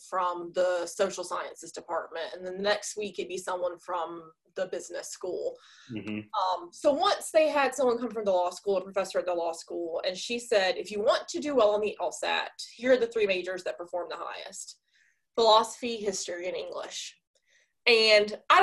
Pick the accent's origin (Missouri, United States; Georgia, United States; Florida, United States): Florida, United States; Sneads; also born or lived in Texas; we ended up relocating when I was about four to my dad's hometown of Sneeds, Florida. So that's where I grew up